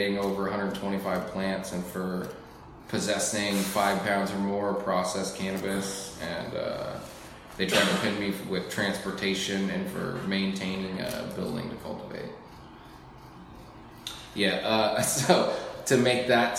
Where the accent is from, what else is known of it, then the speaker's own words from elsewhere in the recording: Alaska, United States; I grew up here in Alaska